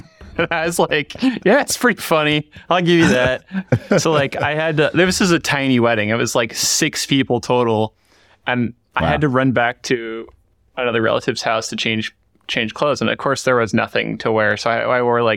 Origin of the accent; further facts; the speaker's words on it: Midwest, United States; moved away; Went back to my home state in the Midwest